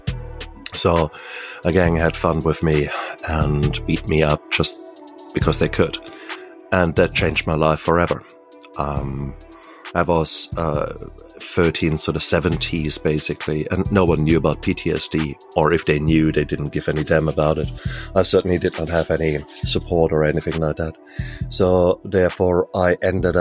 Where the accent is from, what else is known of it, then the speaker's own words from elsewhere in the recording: Germany; So 1966, born in Germany, and born in the American sector of Germany.